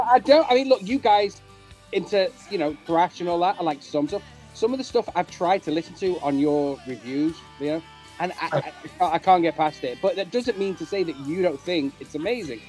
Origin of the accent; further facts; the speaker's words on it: United Kingdom; I'm talking as a as a Brit